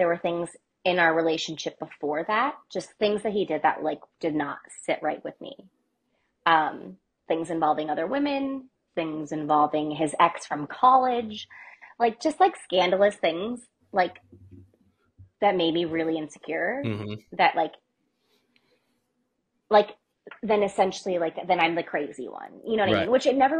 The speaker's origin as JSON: {"language": "English", "region": "East Coast", "country": "United States", "said": "And I was like, well, I'm from the East Coast, so I'm not moving to Florida, but I would love to move to Texas."}